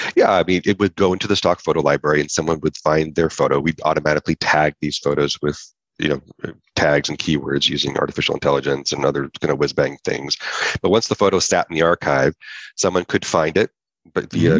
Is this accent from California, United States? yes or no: yes; Lodi, California, United States; now in Santa Barbara, United States; i was from Northern California, a small little town called Lodi.